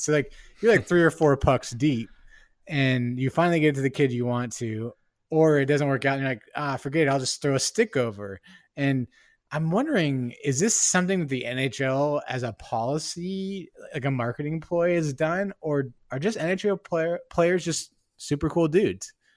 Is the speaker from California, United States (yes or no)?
yes; Bay Area, California, United States; now in Seattle, United States; am originally from the Bay Area. I was born there and spent a, m, a lot of my life growing up there.